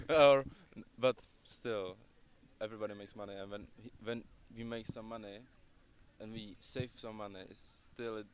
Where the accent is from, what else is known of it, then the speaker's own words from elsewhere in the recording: Prague, Czechia; now in London, United Kingdom; I came from Czech Republic. I lived in Prague, which is my capital